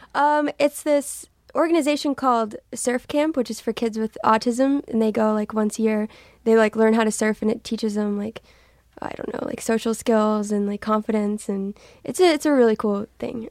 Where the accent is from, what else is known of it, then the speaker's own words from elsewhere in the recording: Texas, United States; I'm from Texas.